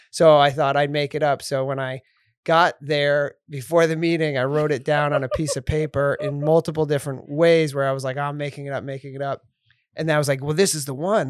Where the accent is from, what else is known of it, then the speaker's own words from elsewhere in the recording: West Kingston, Rhode Island, United States; I grew up in Rhode Island